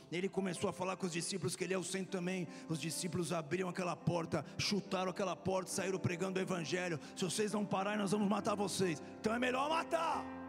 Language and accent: Portuguese; Florianópolis, Santa Catarina, Brazil; moved away; minha terra Florianópolis